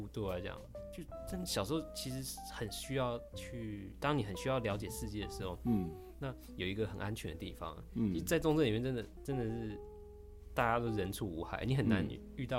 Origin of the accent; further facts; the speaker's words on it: Minxiong, Chiayi County, Taiwan; 对对对，我在三星国小。